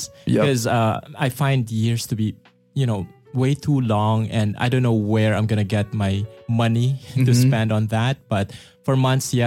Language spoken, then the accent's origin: English; Manila, Metro Manila, Philippines; from Manila, Philippines